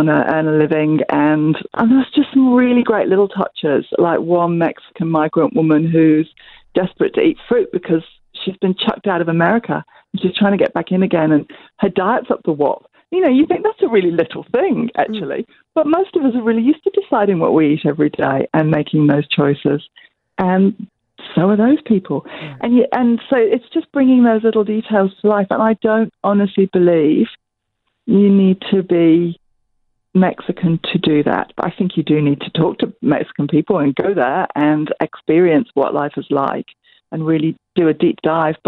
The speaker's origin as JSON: {"language": "English", "region": "England", "country": "United Kingdom", "tie": "born or raised there", "moved": "yes", "lives_now": "New Zealand", "said": "my dad's Italian, but I grew up in England and I live in New Zealand."}